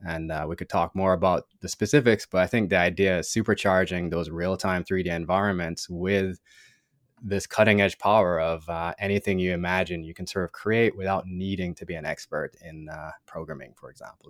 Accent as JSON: {"language": "English", "country": "Jamaica", "tie": "born or raised there", "moved": "as an adult", "lives_now": "United States", "said": "growing up in Jamaica"}